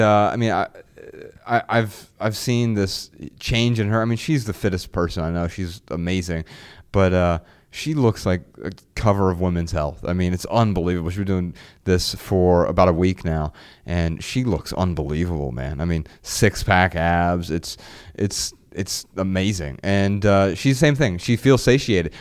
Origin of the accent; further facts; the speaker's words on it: Dayton, Ohio, United States; moved away as an adult; I am from Dayton, Ohio.